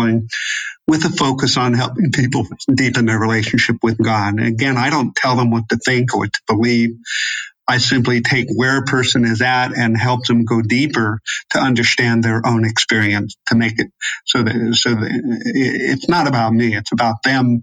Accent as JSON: {"language": "English", "country": "United States", "also_born_or_lived": "Europe", "moved": "yes", "said": "I think of myself as an American"}